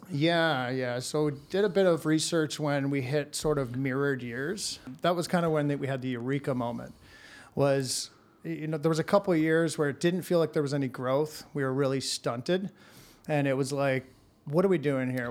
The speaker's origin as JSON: {"language": "English", "town": "Hamilton", "region": "Ontario", "country": "Canada", "tie": "born or raised there", "said": "born and raised in Hamilton."}